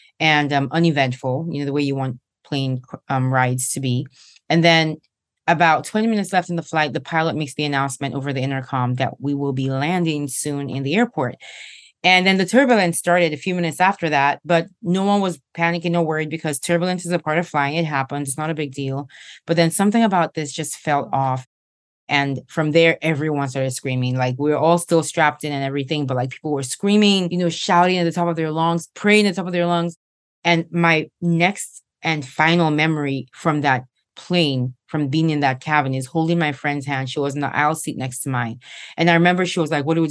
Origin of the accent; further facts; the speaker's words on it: Nigeria; moved away; back in Nigeria, my home country. I was a senior in high school at the time